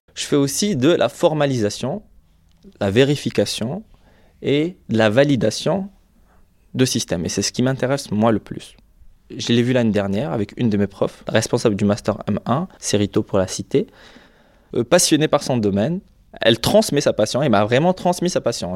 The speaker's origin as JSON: {"language": "French", "country": "Algeria", "tie": "born or raised there", "moved": "as an adult", "lives_now": "France", "said": "Je, me sens, culturellement parlant, plus chez moi en France qu'en Algérie"}